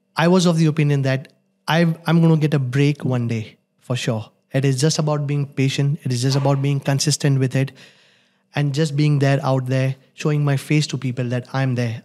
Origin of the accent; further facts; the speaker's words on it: Gujarat, India; moved away as an adult; also born or lived in Mumbai, India; now in Dubai, United Arab Emirates; I am born in Gujarat. I've done my schooling in Gujarat.